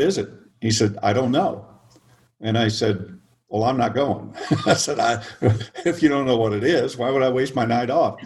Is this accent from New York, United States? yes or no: no; Oklahoma, United States; moved away as an adult; also born or lived in Arizona / California; I grew up in the Midwest, in Oklahoma